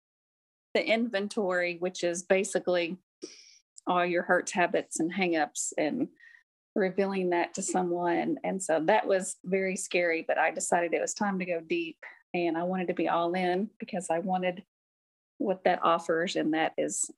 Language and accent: English; Clarksville, United States; I'm from Clarksville. Been here pretty much my whole entire life, except for when I went away to nursing school